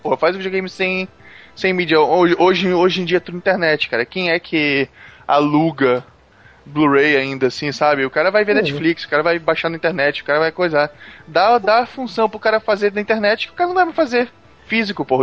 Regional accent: Brazil; a gente, como brasileiro

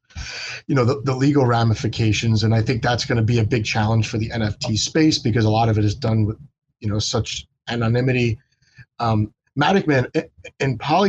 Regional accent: United States; I'm from the United States

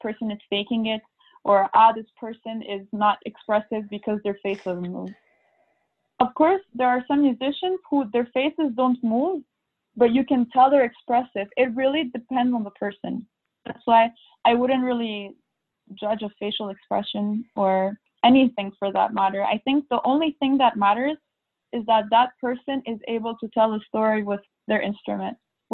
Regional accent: Montreal, Quebec, Canada; now in Europe; I had a lot of concert opportunities and competitions in my hometown in Montreal

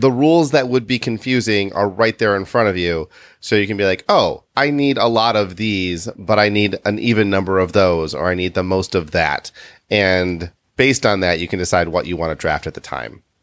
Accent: Midwest, United States; we grew up in the Midwest. Well, Kitty and I did

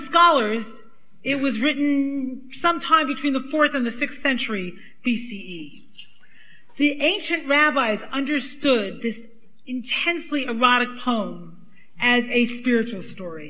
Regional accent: New York City, New York, United States; accent: Brooklyn; now you can really hear I'm from Brooklyn

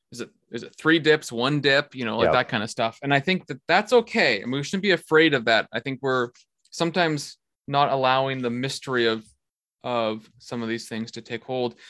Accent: Netherlands; accent: Dutch; moved away; I'm from the Netherlands, that's how I talk. Even though it's the worst accent in the world.

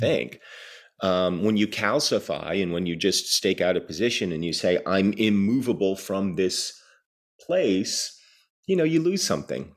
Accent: New Jersey, United States; growing up in New Jersey in the mid eighties

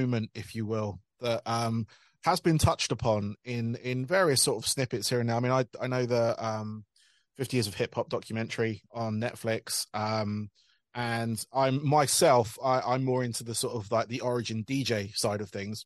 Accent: United Kingdom; being British

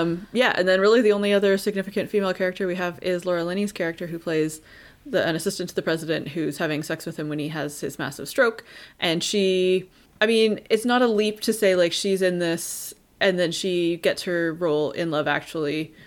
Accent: Canada; we are Canadian

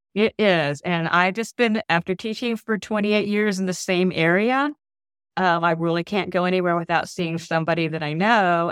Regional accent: Orlando, Florida, United States; I am from Orlando, Florida. My husband and I have been here for most of our lives because both of us are Air Force brats

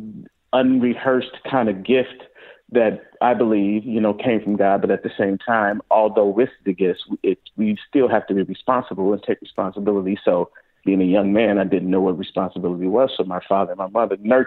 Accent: St. Louis, Missouri, United States; I'm a native from St. Louis. Grew up in St. Louis playing around

